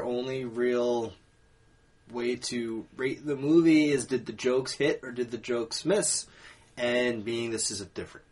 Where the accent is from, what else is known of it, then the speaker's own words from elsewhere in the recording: United States; I'm an American